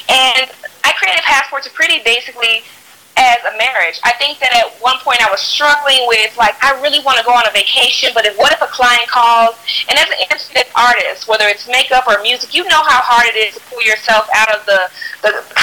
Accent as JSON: {"language": "English", "town": "Fort Worth", "region": "Texas", "country": "United States", "also_born_or_lived": "New York", "moved": "yes", "said": "I am originally from Texas, Fort Worth, Texas, to be specifically. And um, I lived in New York for almost 10 years"}